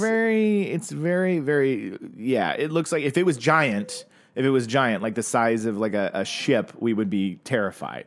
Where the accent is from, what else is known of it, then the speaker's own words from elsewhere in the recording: Tulsa, Oklahoma, United States; moved away; people I grew up with in Tulsa